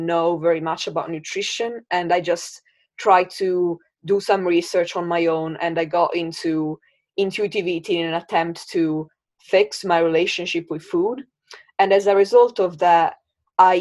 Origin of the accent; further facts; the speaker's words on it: Italy; now in Brighton, United Kingdom; I live in Brighton in the UK. But I was born and I grew up in Italy.